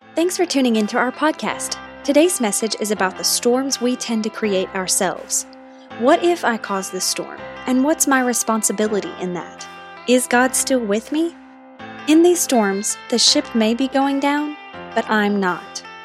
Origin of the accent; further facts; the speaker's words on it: Norris/Clinton exit on I-75, near Knoxville, Tennessee, United States; It's my hometown. It's my stomping grounds. It's where I'm from.